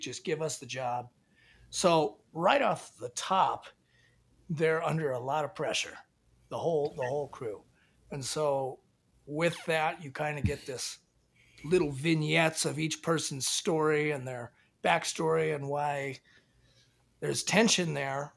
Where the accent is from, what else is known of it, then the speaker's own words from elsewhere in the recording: Washington, United States; growing up in Washington